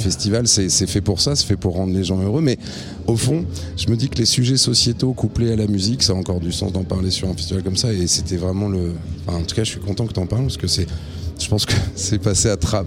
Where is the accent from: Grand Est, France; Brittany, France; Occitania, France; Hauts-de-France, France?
Grand Est, France; Reims; Moi je viens de Reims